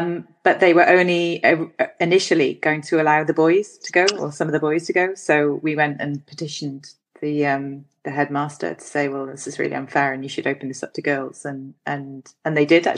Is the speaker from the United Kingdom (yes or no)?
yes; South Wales, United Kingdom; I was brought up in South Wales